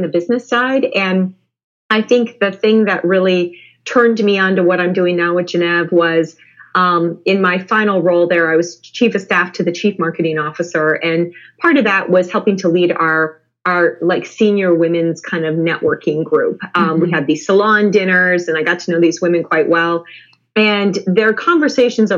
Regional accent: Midwest, United States; I'm from the Midwest

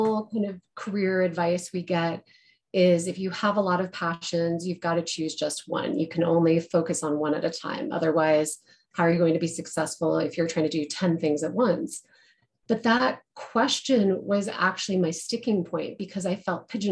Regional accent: Colorado, United States; moved away; also born or lived in Denver; I am a Colorado girl. I live in Denver now, but I grew up in the mountains and then moved in and out of the state until I came back.

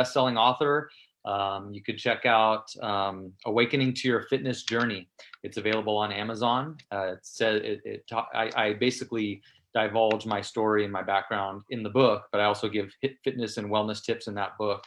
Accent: San Mateo, California, United States; in San Mateo, where I grew up in the Bay Area

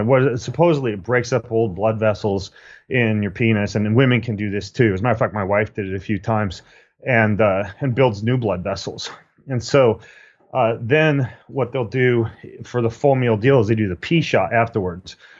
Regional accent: Spokane, Washington, United States; Spokane, Washington, my hometown

